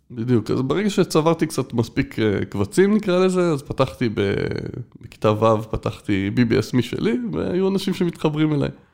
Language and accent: Hebrew; Israel; עד כיתה ב' הייתי בבית ילדים